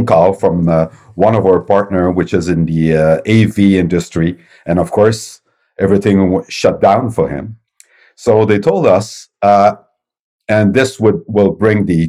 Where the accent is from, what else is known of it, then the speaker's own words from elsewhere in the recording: Quebec City, Quebec, Canada; I'm from Quebec City, Canada, and my company is Novum Interactive